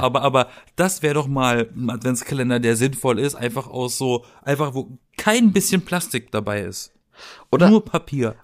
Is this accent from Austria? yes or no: no; Germany; bei uns in Deutschland